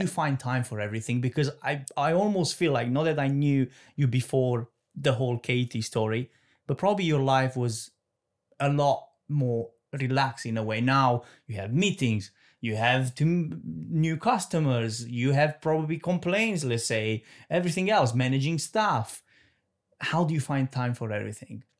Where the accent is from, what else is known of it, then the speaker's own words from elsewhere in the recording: Romania; moved away; I'm from Romania